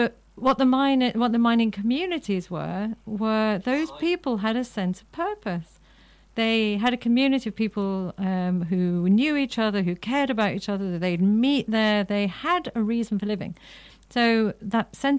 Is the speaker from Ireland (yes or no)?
yes; Ireland; I'm an Irish Catholic